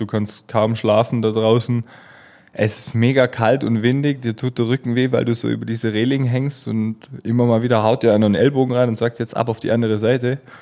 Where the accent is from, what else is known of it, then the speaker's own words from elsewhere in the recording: Germany; als Deutscher